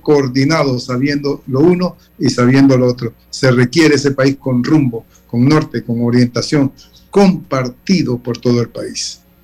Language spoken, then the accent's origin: Spanish; Panama